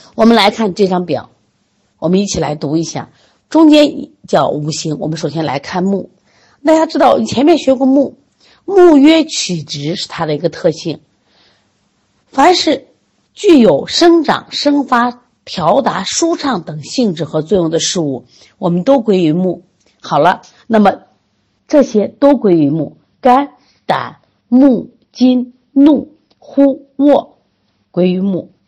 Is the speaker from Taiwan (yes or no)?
no; China; 我们作为中国人